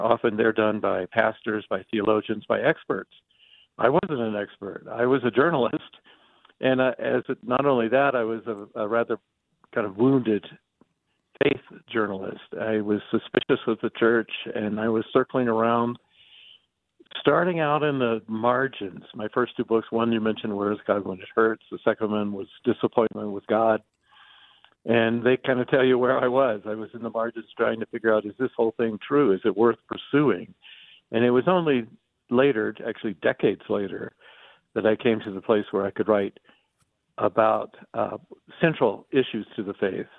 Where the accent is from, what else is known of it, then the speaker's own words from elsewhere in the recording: Atlanta, Georgia, United States; I grew up in Atlanta, Georgia